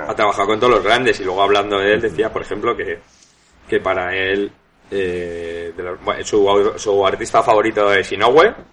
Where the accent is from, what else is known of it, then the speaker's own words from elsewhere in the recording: Spain; siendo español